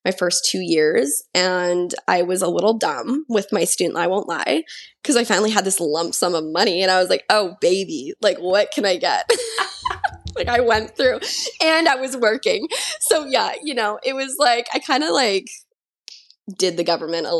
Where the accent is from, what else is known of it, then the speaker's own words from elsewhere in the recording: Kamloops, British Columbia, Canada; moved away; I went to university in my hometown in Kamloops at TRU for 2 years